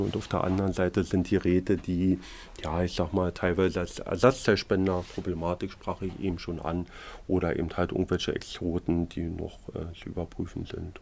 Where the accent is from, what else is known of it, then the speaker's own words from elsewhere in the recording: Berlin, Germany; im Osten gelernt habe, ich bin Berliner, habe im Ostteil der Stadt gelernt